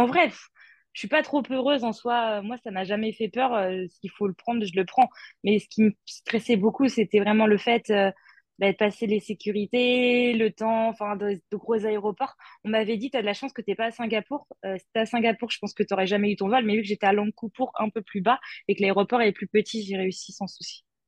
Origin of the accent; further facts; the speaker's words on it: Vendée, Pays de la Loire, France; moved away as an adult; now in Gold Coast, Australia; je suis de Vendée de base